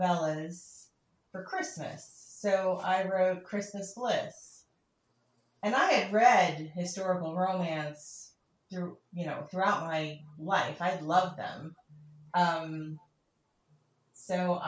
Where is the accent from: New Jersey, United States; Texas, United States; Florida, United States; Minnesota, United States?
New Jersey, United States; South Brunswick; moved away; I'm from South Brunswick.